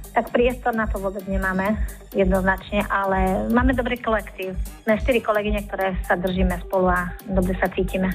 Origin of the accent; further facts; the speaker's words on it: Kapušianske Kľačany, Košice Region, Slovakia; pochádzam z Kapušanských Skiľačan, to je obec eh, pri meste Veľké Kapušany